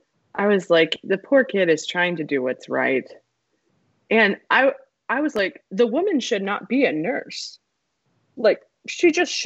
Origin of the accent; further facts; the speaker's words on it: the South, United States; accent: Southern; But this film really reminded me why I'm thankful that I was able to get rid of my own Southern accent, which I did have. If anybody has met my mother, she is from Louisiana, very Southern.